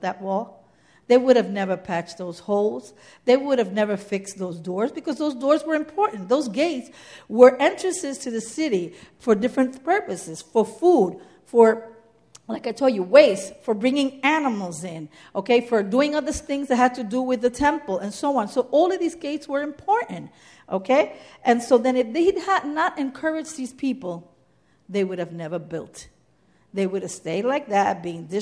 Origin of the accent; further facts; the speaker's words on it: New York City, New York, United States; I'm from the Bronx.